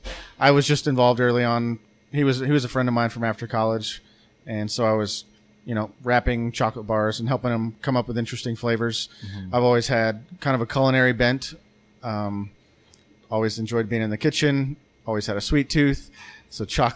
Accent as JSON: {"language": "English", "region": "Arkansas", "country": "United States", "lives_now": "Bentonville, United States", "said": "I'm from Arkansas, but not Northwest Arkansas. I mean, I came here for college in 2004, and I've lived here ever"}